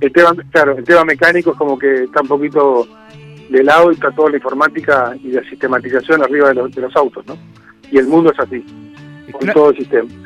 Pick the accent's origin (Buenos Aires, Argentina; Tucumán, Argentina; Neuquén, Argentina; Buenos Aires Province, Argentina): Neuquén, Argentina; Zapala; nací en Zapala